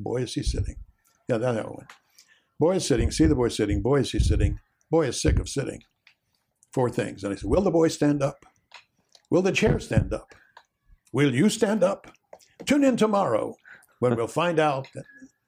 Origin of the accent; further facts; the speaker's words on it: West Virginia, United States; my growing up in West Virginia in a bucolic kind of rural place